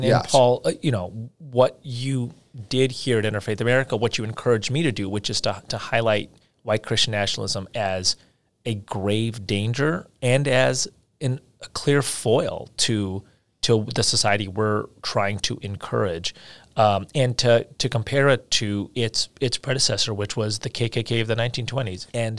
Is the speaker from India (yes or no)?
yes; India; you know, I'm from India, and I've spent months there over the course of my life